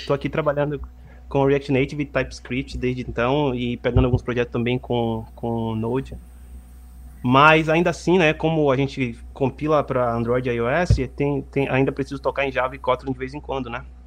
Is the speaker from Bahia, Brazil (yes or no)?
yes; Salvador, Bahia, Brazil; moved away as an adult; now in Montreal, Canada; eu sou de Salvador, Bahia. Não sei se vocês pegaram aí pelo meu sotaque